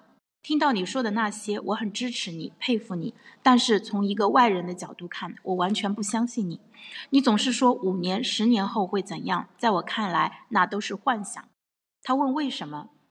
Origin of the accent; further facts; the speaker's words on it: Tai'an, Shandong, China; 在我的老家山东泰安这个四线城市，生活成本也越来越高，某些方面比一线城市还高。